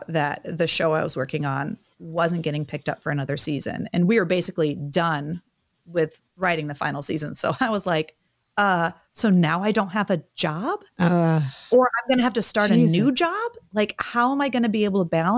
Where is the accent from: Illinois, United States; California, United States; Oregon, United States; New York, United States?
Oregon, United States; Medford; moved away; my hometown of Medford